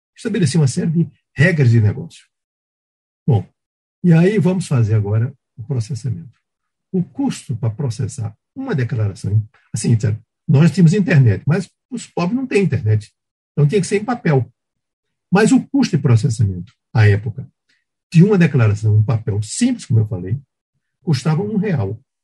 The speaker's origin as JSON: {"language": "Portuguese", "region": "Pernambuco", "country": "Brazil", "moved": "yes", "said": "Eu fazia tempo que não ia a Pernambuco, minha terra"}